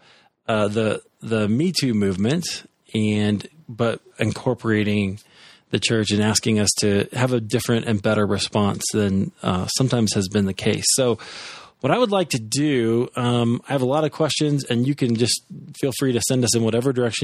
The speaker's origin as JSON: {"language": "English", "region": "Iowa", "country": "United States", "said": "I'm from Iowa. We can't pronounce anything."}